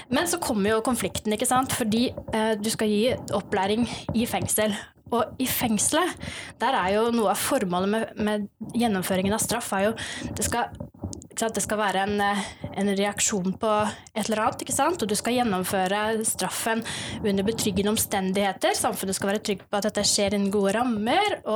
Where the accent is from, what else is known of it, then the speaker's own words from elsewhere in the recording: Oslo, Norway; also born or lived in Stord; Og så er jeg egentlig født her på Vestlandet, på Stord, men jeg har vokst opp i Oslo.